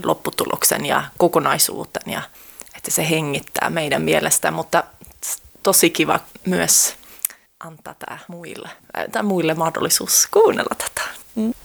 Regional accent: Sweden; mä oon syntynyt Ruotsissa

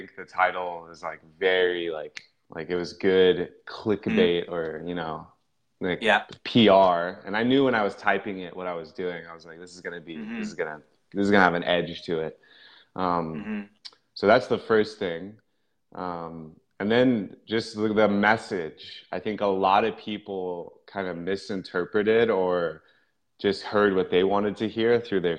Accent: Houston, Texas, United States; also born or lived in Midland, Texas; born in Midland, so like out in West Texas, but I grew up in the Houston area, so Gulf Coast

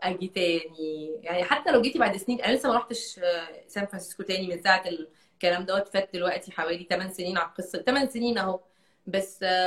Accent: Egypt; moved away; عندي 14 سنه وانا عايشه في مصر

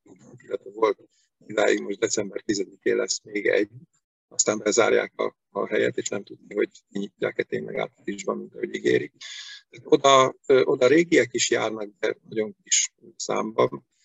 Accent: Veszprém, Veszprém County, Hungary; also born or lived in Pécs; Veszprémi vagyok, Veszprémi születésű vagyok, a szüleim is gyerekkoruk óta itt laknak Veszprémben

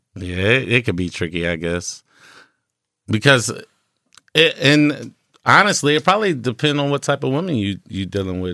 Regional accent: North Ohio, United States; I'm from North Ohio

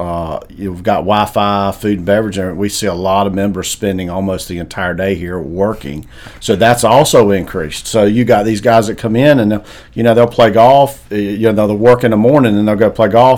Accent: Wake Forest, North Carolina, United States; born or raised there; also born or lived in Pinehurst, North Carolina / Buies Creek, North Carolina

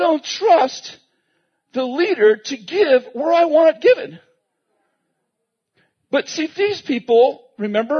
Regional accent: Weaverville, United States; we grew up in Weaverville and we had obviously cars and stuff, but there's only 3,000 people

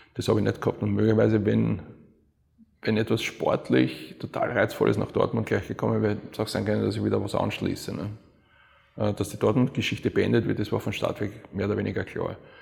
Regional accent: Vienna, Austria; moved away as an adult; also born or lived in Cologne; Wien ist halt, ja, das ist meine, meine Heimat, das ist meine Familie, das sind meine Freunde

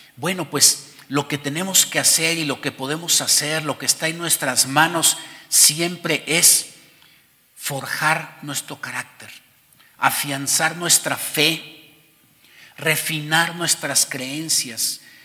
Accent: Mexico; además de ser mexicanos y por encima de ser mexicanos, somos hijos de Dios

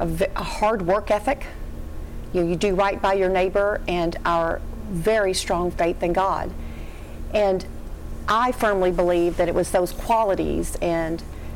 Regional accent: Barren County, Kentucky, United States; I'm from Barron County, and I grew up on a farm.

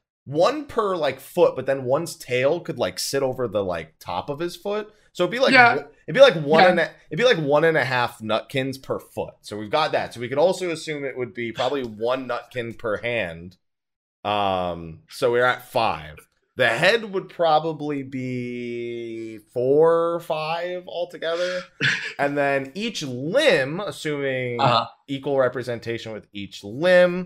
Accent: United States; I'm American

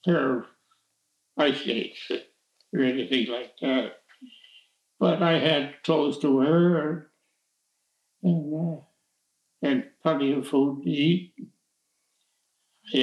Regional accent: Pontiac, Michigan, United States; also born or lived in Cadillac, Michigan; I was born in Pontiac, Michigan, but there were five little kids in my family.

